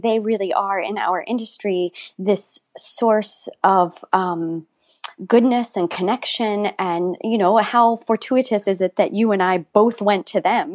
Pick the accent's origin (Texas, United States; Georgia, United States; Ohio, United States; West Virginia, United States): West Virginia, United States; I grew up in West Virginia